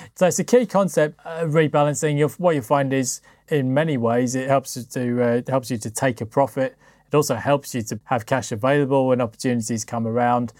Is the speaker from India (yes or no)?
no; United Kingdom; for me as a Brit